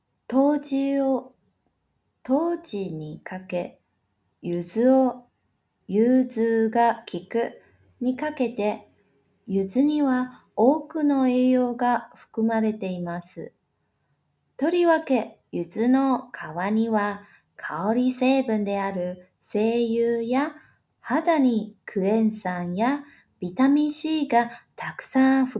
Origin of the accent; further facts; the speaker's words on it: Taiwan; 就在明天喽，我们台湾人都会来碗汤圆庆祝平安长了一岁。